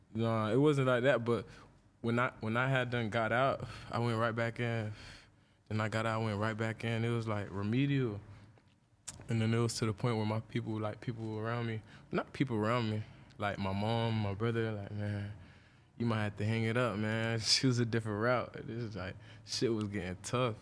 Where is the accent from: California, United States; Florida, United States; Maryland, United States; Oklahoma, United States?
Florida, United States; Deerfield Beach; where I stayed at in Florida, I stayed in Deerfield